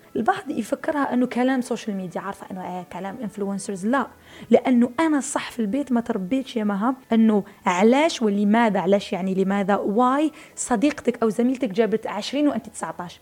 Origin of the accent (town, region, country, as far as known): Algeria